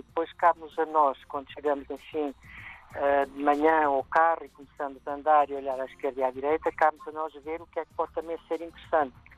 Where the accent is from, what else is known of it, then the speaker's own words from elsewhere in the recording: Portugal; moved away as an adult; also born or lived in Cuba / Brazil / South Africa; now in Kenya; saí de Portugal, vivi cinco anos em Cuba, depois muitos anos no Brasil, na África do Sul e agora estou no Quênia há mais de quatro anos